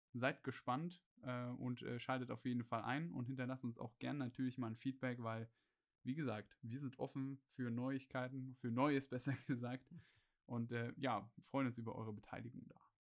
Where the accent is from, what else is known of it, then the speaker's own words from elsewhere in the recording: Gera, Thuringia, Germany; moved away as an adult; also born or lived in Erfurt; nach Gera zurückzugehen, zu meiner Heimatstadt